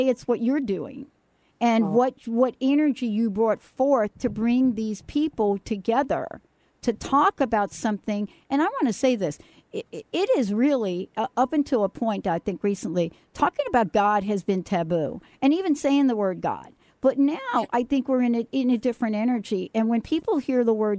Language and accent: English; New York City, New York, United States; moved away; I'm a girl from the Bronx, New York.